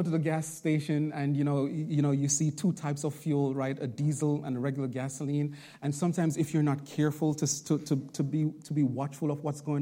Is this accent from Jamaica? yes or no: yes; Jamaica; also born or lived in Bronx, New York; now in Long Island, United States; I'm originally from Jamaica